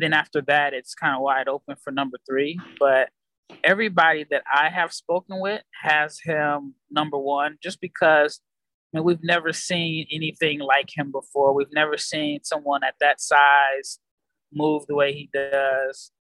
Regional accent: United States; I'm an American

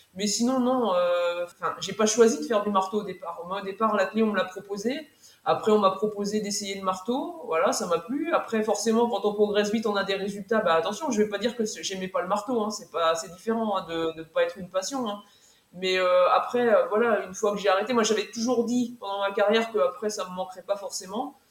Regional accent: Mayenne, Pays de la Loire, France; moved away as an adult; also born or lived in Orne; j'ai demandé une mutation en septembre 2018 pour la Mayenne donc je suis revenue dans ma terre euh, dans ma terre natale

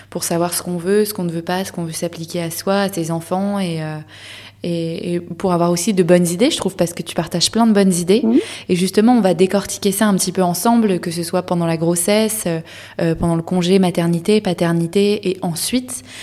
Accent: France; now in Denmark; en tant que Français euh, au Danemark

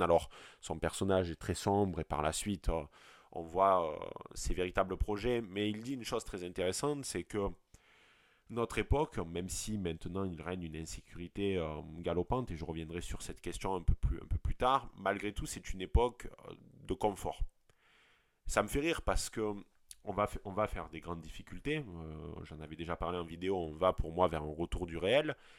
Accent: France; accent: provincial, rural; moved away; also born or lived in Montpellier / Lyon / Paris; j'ai beau venir de la, de la, province et même de, la campagne, mon accent le démontre parfaitement

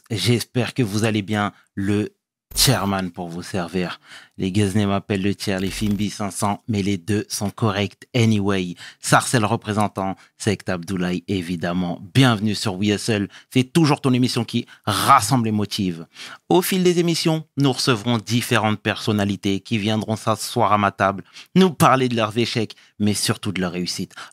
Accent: Oran, Oran Province, Algeria; moved away as an adult; also born or lived in Toulon, France / Paris, France; now in France; Alors moi, je suis né en Algérie, à Oran. D'accord. Euh, de parents algériens.

